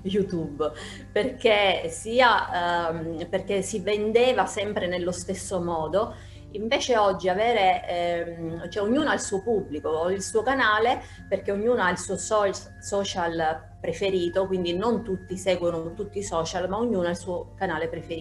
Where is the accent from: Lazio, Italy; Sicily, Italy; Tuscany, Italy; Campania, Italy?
Sicily, Italy; io sono, mi definisco appunto un'isolana 100%, eh, vivo in Sicilia